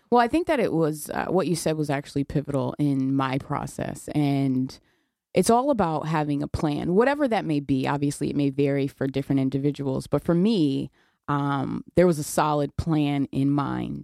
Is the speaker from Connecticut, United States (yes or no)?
yes; New Haven, Connecticut, United States; I, I was raised in New Haven.